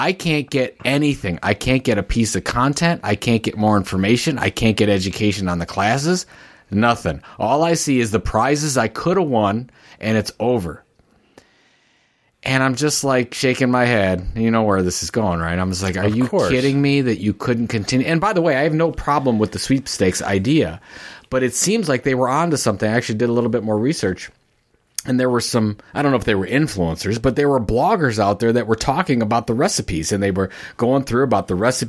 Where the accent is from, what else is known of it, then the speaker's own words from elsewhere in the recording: Midwest, United States; So yeah, I grew up in the Midwest, and we called it red pop.